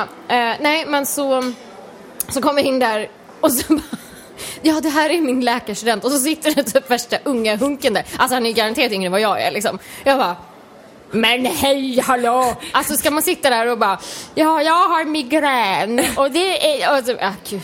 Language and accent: Swedish; Sweden; Som svensk